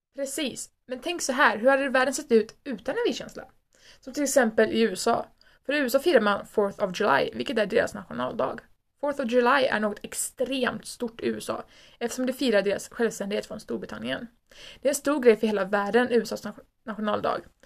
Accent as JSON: {"language": "Swedish", "country": "Sweden", "said": "vi älskar vårt land och att vi är svenskar"}